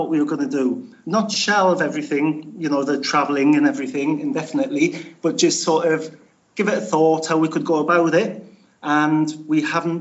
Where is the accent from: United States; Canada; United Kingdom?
United Kingdom; Newcastle upon Tyne, North East England; now in Spain; my dad was Irish, but I'm from Newcastle